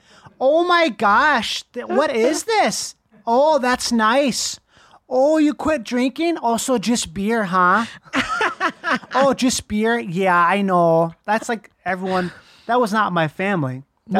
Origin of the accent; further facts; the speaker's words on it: Minnesota, United States; I feel like I grew up in Minnesota. So technically, you know, that's where I grew up. But I didn't ever feel like I was Minnesotan growing up because, you know, my parents don't talk like this.